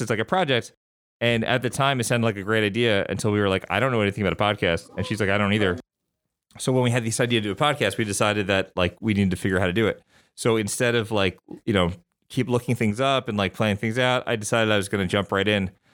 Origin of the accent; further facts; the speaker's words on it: Long Island, New York, United States; moved away as an adult; also born or lived in Clemson, South Carolina / Atlanta, Georgia / Cleveland, Ohio / Memphis, Tennessee; I'm from New York. I'm from Long Island.